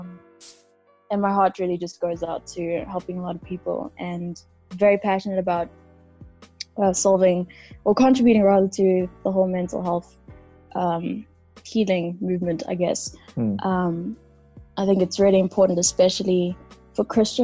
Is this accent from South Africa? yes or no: yes; South Africa; born and raised in South Africa, I have Kenyan parents.